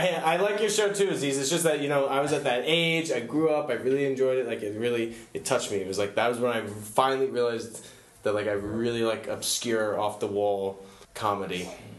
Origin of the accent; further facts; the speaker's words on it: northern South Carolina, United States; I was born in the northern part of South Carolina.